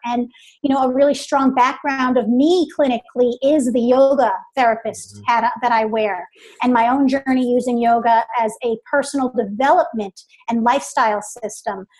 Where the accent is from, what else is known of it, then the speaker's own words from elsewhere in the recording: New York City, New York, United States; moved away as an adult; now in Charlotte, United States; born and raised in New York, New York okay. City, downstate area